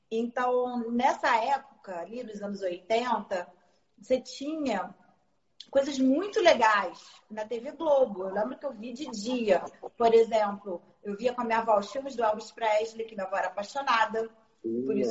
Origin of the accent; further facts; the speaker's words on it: Rio de Janeiro, Brazil; eu sou da Zona Norte do Rio, né? Nessa época a gente morava em Olaria, depois eu fui morar na Penha.